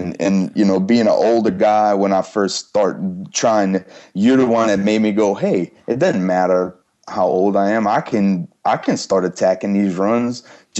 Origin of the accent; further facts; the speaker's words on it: Louisiana, United States; cause I'm from South Louisiana and I had gone up to, rural Arkansas.